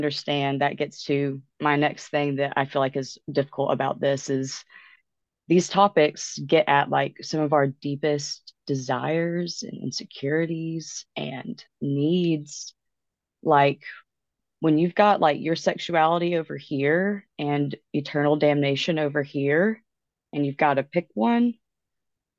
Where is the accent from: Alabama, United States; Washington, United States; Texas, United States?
Alabama, United States; I'm from the South, I'm from Alabama